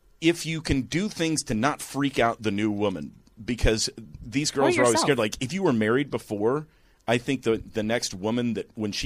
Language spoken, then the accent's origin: English; Branson, Missouri, United States; now in Los Angeles, United States; I grew up in Missouri and I lived in a fairly small, like Branson, if you know where that is, that's where I grew up